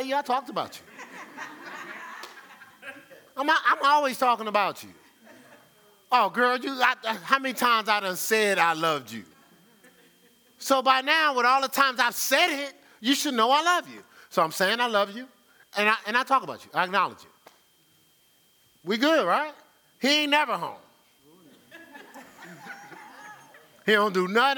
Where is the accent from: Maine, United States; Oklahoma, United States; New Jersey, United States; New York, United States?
New Jersey, United States; Newark; growing up in Newark